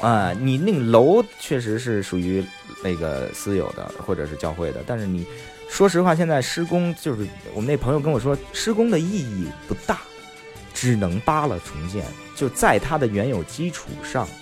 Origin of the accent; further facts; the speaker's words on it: Beijing, China; 我生在北京东城区，生在一个城市的基本上是心脏的偏位上啊，呃，呃，心脏头儿上。等于说我，呃，二环内的朝阳门内